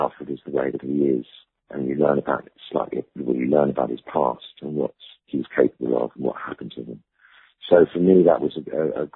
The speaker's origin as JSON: {"language": "English", "area": "Ibiza", "region": "Balearic Islands", "country": "Spain", "tie": "born or raised there", "also_born_or_lived": "London", "moved": "yes", "said": "I grew up in Ibiza"}